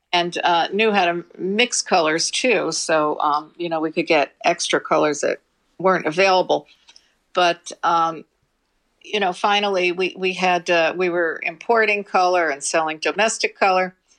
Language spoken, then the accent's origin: English; New York City, New York, United States; we grew up in the Bronx